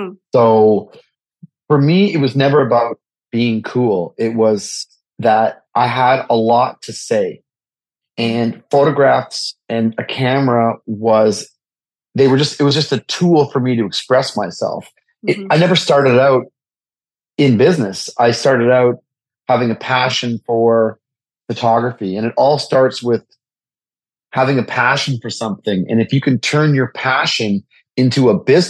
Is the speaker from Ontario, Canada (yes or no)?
yes; Toronto, Ontario, Canada; now in New York City, United States; I'm originally from Toronto, Canada. I've been based in New York City since 1994